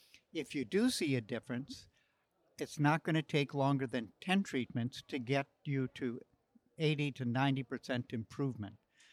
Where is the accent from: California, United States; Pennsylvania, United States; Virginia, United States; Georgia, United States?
California, United States; Paradise; I'm from Paradise, California.